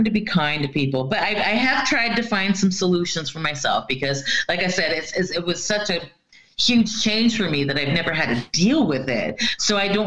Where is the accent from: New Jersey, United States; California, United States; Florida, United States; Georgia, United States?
Florida, United States; moved away as an adult; now in Norway; I come from Florida, you know, no matter what time of year it is, we basically have between 10 and 12 hours of sunlight every day, you know, and we get the 3 o'clock, you know, it's, our weather used to be by the time when I was growing up